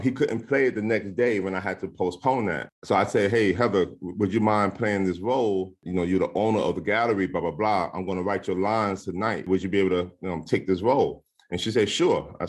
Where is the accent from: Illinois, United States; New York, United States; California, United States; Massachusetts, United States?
New York, United States; New York City; also born or lived in Norfolk, Virginia; I'm from New York. I'm from Harlem